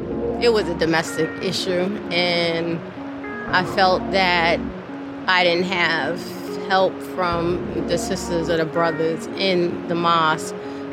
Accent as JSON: {"language": "English", "town": "New York City", "region": "New York", "country": "United States", "tie": "born or raised there", "moved": "yes", "lives_now": "Richmond, United States", "said": "I was raised in New York, met my husband who was a member of the Nation of Islam and became a member."}